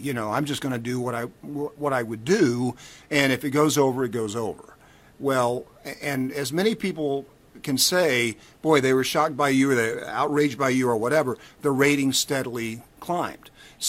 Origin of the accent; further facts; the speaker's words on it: Knoxville, Tennessee, United States; Knoxville, Tennessee.